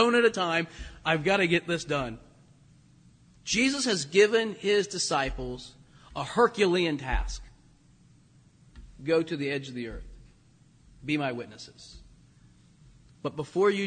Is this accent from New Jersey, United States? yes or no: no; Dayton, Ohio, United States; I grew up in Dayton, Ohio